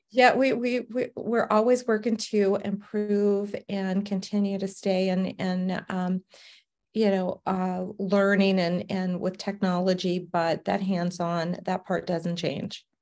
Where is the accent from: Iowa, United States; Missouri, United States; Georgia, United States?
Georgia, United States; Savannah; now in Arizona, United States; born and raised in Savannah, Georgia